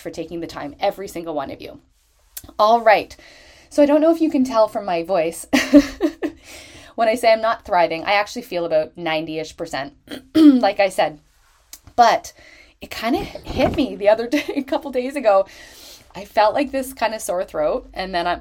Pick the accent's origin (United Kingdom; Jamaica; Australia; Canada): Canada; Canada ranking number one, which is my home country.